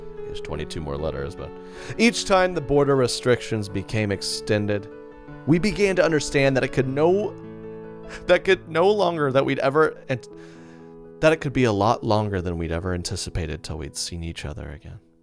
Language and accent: English; Oklahoma City, Oklahoma, United States; I'm from Oklahoma City area